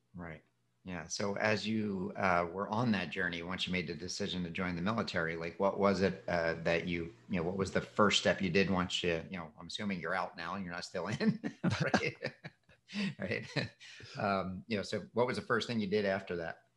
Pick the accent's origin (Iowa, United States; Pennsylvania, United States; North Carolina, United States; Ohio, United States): Pennsylvania, United States; Philadelphia; now in Florida, United States; where I grew up in Philadelphia